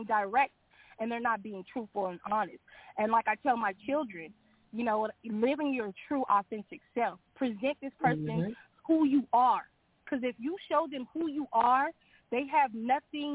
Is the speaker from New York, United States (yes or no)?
yes; New York, United States; now in California, United States; I was born in New York.